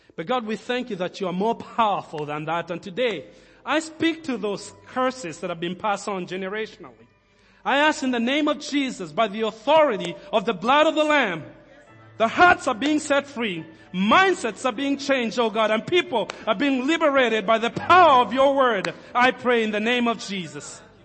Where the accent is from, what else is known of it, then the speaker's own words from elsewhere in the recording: Nairobi, Kenya; now in Lincoln; When I was a kid, we grew up in Kenya and, uh, our, our house was in the last development in Nairobi at the time